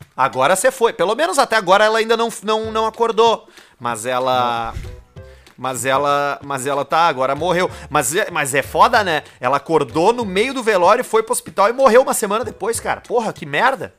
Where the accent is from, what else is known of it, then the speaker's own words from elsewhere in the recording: Northeast Region, Brazil; now in Rio Grande do Sul, Brazil; a gente é nordestino, né? Nordestino